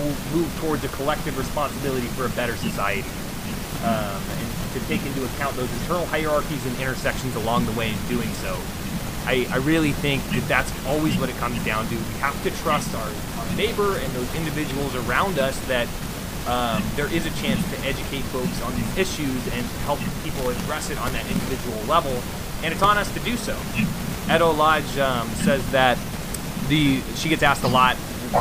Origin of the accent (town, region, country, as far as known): United States